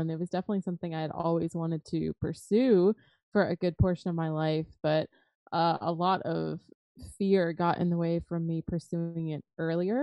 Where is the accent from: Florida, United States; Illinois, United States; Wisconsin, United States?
Florida, United States; South; I grew up in South Florida